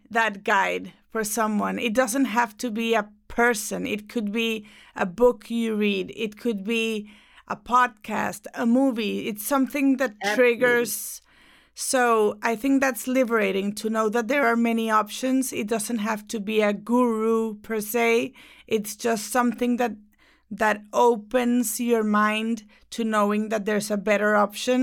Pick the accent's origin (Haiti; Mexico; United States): Mexico; I'm from Mexico